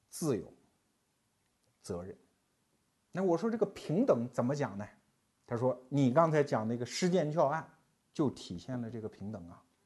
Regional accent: Anhui, China; 我们安徽人

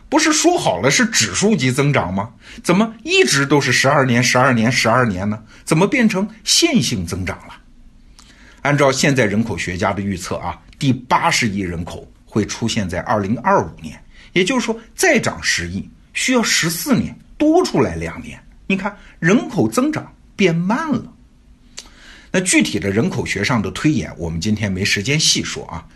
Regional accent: China; 我们中国人是眼睁睁地看着这个过程发生的

